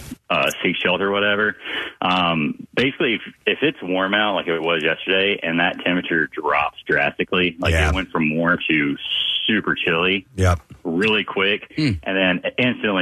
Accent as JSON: {"language": "English", "region": "Texas", "country": "United States", "tie": "born or raised there", "moved": "yes", "said": "I'm from Texas originally, so like I grew up with being around tornado sirens stuff my whole life"}